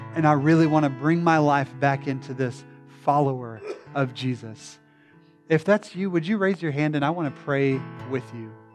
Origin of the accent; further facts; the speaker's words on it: the Bible Belt, United States; I was born and raised in the Bible Belt